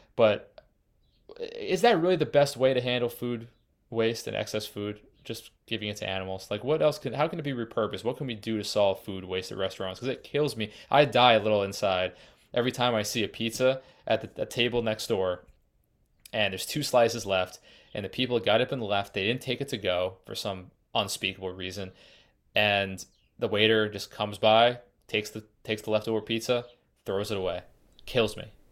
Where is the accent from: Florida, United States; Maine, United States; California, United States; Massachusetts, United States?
Massachusetts, United States; also born or lived in Colorado; I'm from Massachusetts and currently in Massachusetts